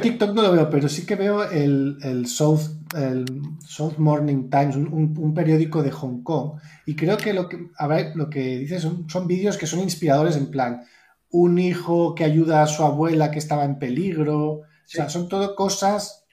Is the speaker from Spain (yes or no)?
yes; Spain; soy blanco, soy español